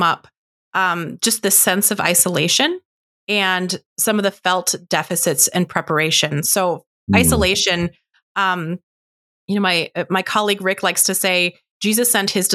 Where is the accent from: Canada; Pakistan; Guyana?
Canada; an hour west of Ottawa, Ontario; moved away as an adult; also born or lived in United States; I grew up in Canada. I am Canadian, and I grew up in a small rural church just about an hour west of Ottawa